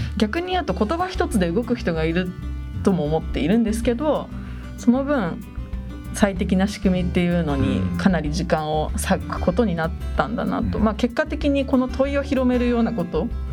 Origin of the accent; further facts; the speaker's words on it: Oi, Kanagawa, Japan; 出身は神奈川県の大井町です